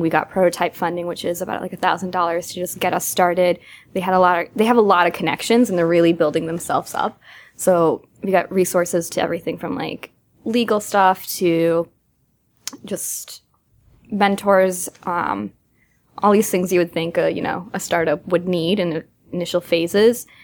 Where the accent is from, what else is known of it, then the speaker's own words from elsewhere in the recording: Massachusetts, United States; moved away; I'm from Massachusetts